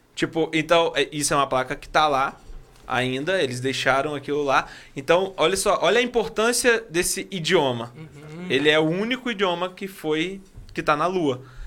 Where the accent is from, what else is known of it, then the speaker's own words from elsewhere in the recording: Rio de Janeiro, Brazil; a gente é carioca